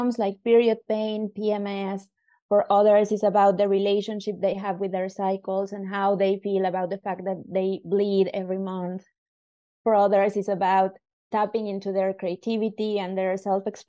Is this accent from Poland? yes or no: no; Mexico; moved away as an adult; now in Helsinki, Finland; I was originally born in Mexico, and I moved to Helsinki about 8 years ago